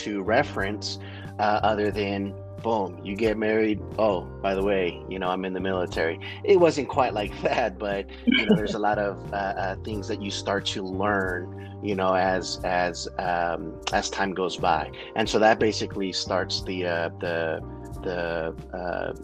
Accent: San Antonio, Texas, United States; moved away; I personally was born and raised in San Antonio

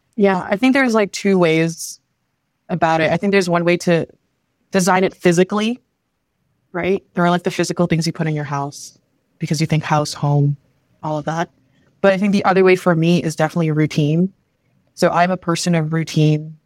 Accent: near Toronto, Ontario, Canada; also born or lived in Manila, Philippines / Vancouver; my current home, which is near Toronto, and then just because this is where I grew up

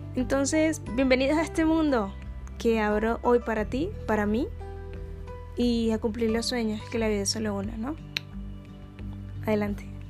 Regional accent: Caribbean Region, Colombia; first language Spanish; also born or lived in Barranquilla; soy del Caribe colombiano, soy colombiana

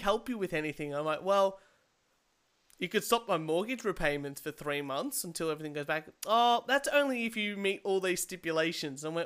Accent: Australia; as an Australian

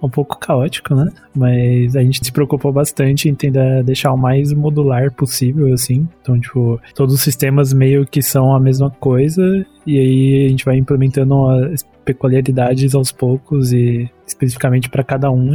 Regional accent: São Bernardo do Campo, São Paulo, Brazil; also born or lived in Campinas; eu sou de São Bernardo, do campo, São Paulo, tenho 25 anos

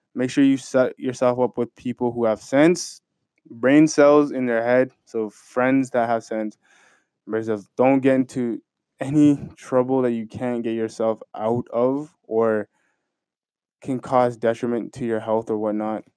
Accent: Canada; Me being a Canadian citizen

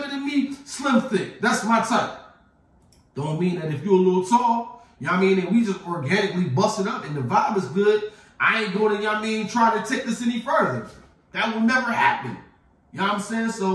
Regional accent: Philadelphia, Pennsylvania, United States; Growing up in Philadelphia

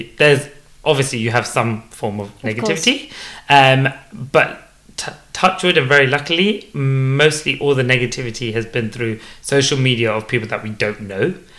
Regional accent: United Kingdom; I am based in the UK. I was born and bred in the UK. I'm 31 years old. Inheritance of Gujarati. So my dad is from India and my mom is from Kenya. Mm-hmm. And they're both Gujarati.

